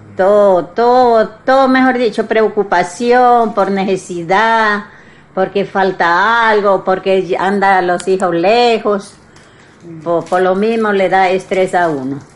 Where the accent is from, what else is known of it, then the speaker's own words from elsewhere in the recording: Putumayo, Colombia; yo soy abuela de Putumayo